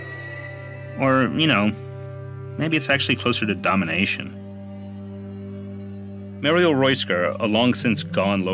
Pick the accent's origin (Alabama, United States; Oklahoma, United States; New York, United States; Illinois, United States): New York, United States; New York City; I am a New Yorker